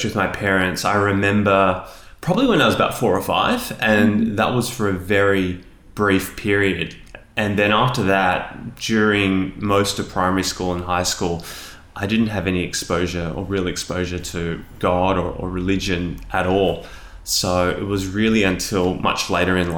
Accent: Sydney, New South Wales, Australia; I was born in Australia, in Sydney, and I've pretty much lived here all my life

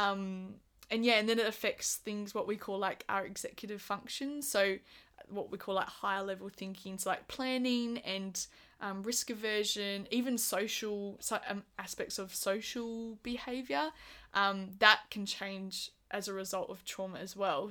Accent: Busselton, Western Australia, Australia; I'm originally from Busselton

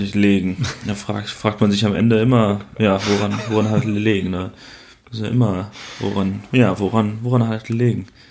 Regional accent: Waldbröl, North Rhine-Westphalia, Germany; in meiner Heimat ähm, gibt es quasi nichts, was spannend ist. Ne? Also im wunderschönen Waldbrüll

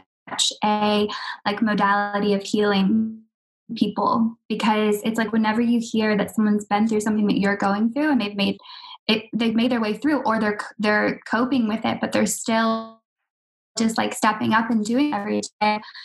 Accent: Jacksonville, Florida, United States; also born or lived in Australia; now in London, United Kingdom; I'm living in London right now. I've just moved after living in Australia for 3 years, but I'm from Jacksonville

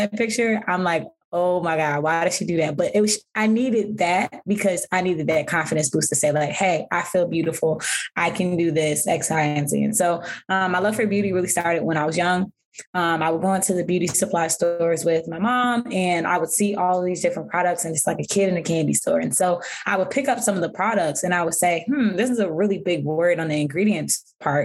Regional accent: Philadelphia, Pennsylvania, United States; also born or lived in New York; I was born and raised in West Philadelphia

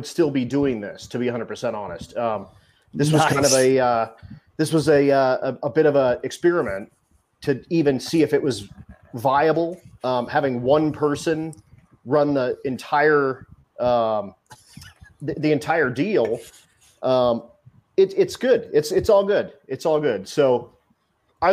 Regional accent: Colorado, United States; we're both from Colorado

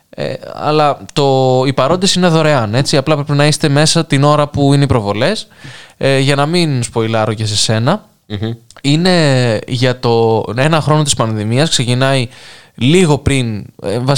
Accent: North Aegean, Greece; εγώ είμαι από Λέσβο, ακούω από Ζάκη θα μετράει. Φυσικά και μετράει. Τι έχουμε πιάσει τα νησιά, είμαστε νησιώτε.

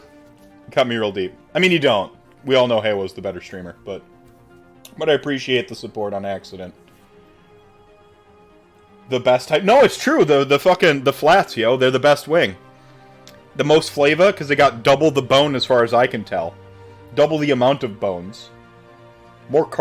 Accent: North Carolina, United States; moved away; also born or lived in Minnesota; Was born in Minnesota, raised in North Carolina

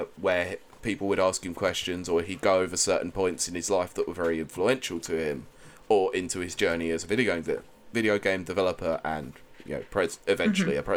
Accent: England, United Kingdom; we're all a bunch of thick English people

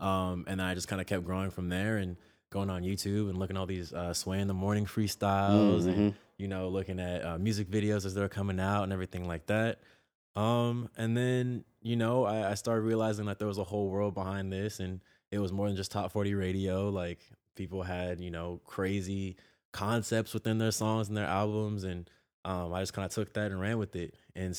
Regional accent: San Jose, California, United States; Sure, sure. Yeah, San Jose was a trip. It's Silicon Valley, so it's like very heavily tech and busine

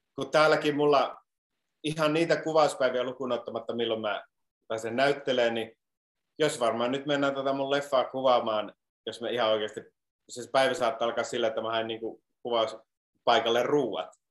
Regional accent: Iisalmi, North Savo, Finland; moved away as an adult; also born or lived in Sonkajärvi; now in Los Angeles, United States; minä olen Iisalamista kotoisin

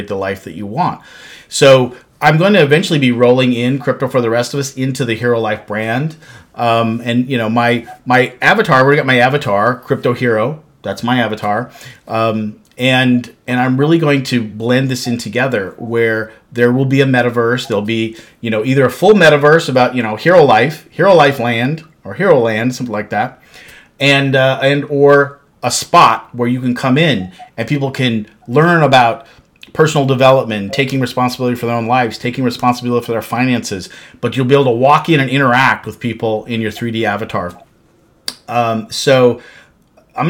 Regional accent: Montana, United States; now in Kansas City, United States; grew up in Montana

